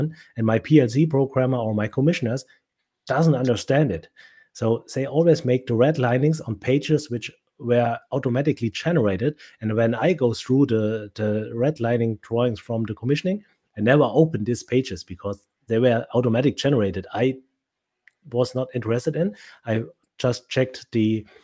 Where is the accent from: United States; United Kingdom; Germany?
Germany; first language German; English is a second language